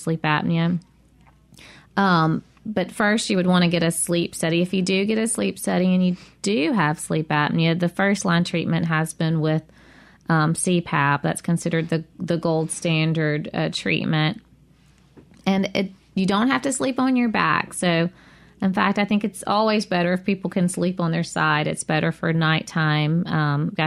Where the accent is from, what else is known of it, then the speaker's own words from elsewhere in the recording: near Eupora, Mississippi, United States; It's close to my hometown.